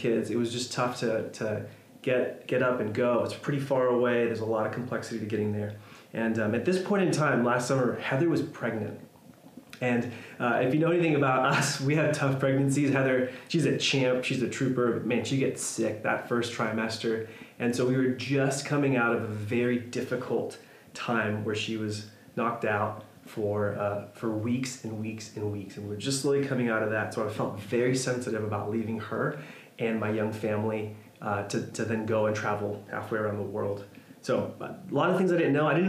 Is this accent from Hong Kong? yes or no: no; Mayagüez, Puerto Rico; moved away; I made the trek across the island to my hometown in Mayagüez